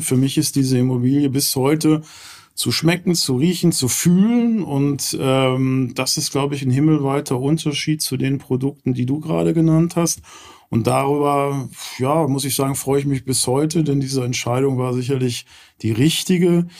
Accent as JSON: {"language": "German", "town": "Gelsenkirchen", "region": "North Rhine-Westphalia", "country": "Germany", "tie": "born or raised there", "also_born_or_lived": "Southern Germany", "moved": "as an adult", "lives_now": "Cologne area, Germany", "said": "komme ursprünglich aus Gelsenkirchen. Ähm, ist ja immer so eine vielleicht verbotene Stadt, wenn man das sagt, dann grinst fast jeder. Äh, aber das ist meine Heimat"}